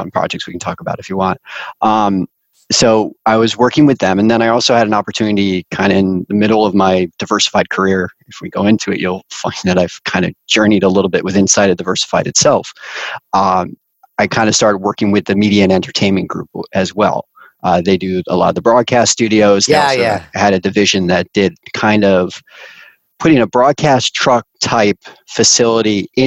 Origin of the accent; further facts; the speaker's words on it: Connecticut, United States; I grew up in Connecticut.